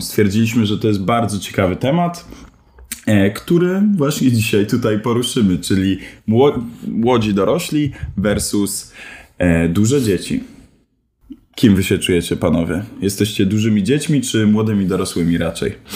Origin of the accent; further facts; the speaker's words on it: Piastów, Masovian Voivodeship, Poland; ja się wychowywałem w Piastowie pod Warszawą. Chodziłem tam e, do przedszkola, do podstawówki